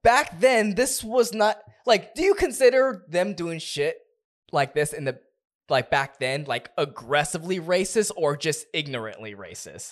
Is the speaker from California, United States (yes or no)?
yes; Southern California, United States; we're from Southern California